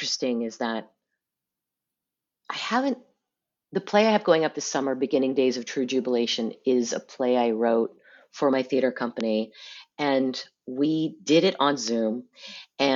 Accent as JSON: {"language": "English", "region": "California", "country": "United States", "tie": "born or raised there", "said": "growing up in California"}